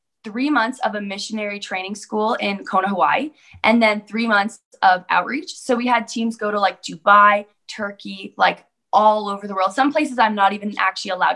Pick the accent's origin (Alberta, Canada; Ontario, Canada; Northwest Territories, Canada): Alberta, Canada; Calgary; I'm from Calgary, Alberta, Canada.